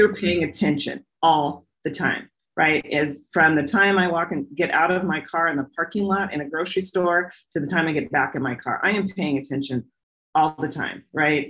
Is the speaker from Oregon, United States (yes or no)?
yes; Portland, Oregon, United States; I grew up here in the Northwest in Portland, Oregon